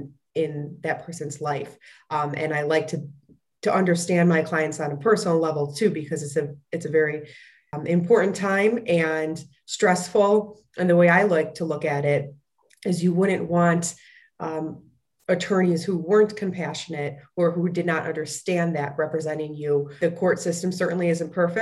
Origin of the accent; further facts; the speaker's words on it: Fox Lake, Illinois, United States; I grew up in a small town called Fox Lake, Illinois